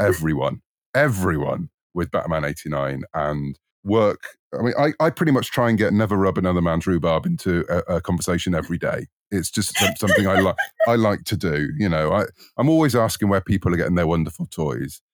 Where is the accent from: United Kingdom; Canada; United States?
United Kingdom; you might tell from my accent, I'm in the U K